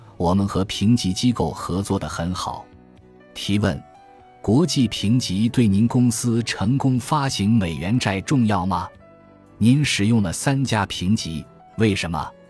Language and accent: Chinese; China; 我们中国人有自己的游戏规则。我们毕竟在中国